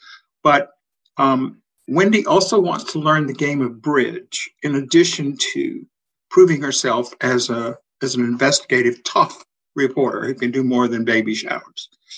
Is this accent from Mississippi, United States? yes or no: yes; Natchez, Mississippi, United States; It's actually a slightly tweaked version of my hometown of Natchez on the Mississippi.